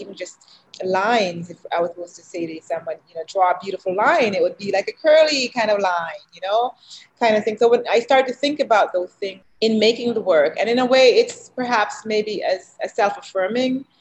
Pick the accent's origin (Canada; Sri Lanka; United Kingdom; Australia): Canada; also born or lived in Jamaica; now in United States; I grew up in Canada and even though I was born in Jamaica.